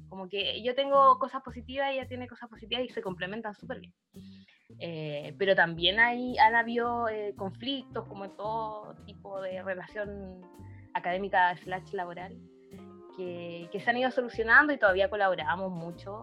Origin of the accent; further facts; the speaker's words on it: Iquique, Tarapacá, Chile; yo soy de Iquique